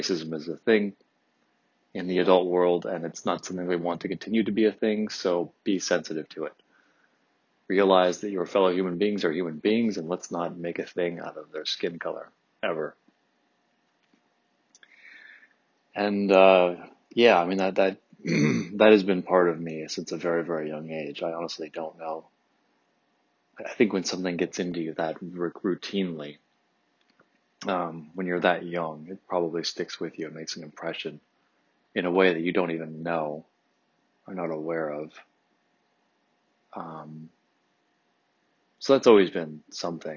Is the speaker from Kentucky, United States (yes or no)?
no; Detroit, Michigan, United States; I grew up 3 miles outside of Detroit proper, until I was 10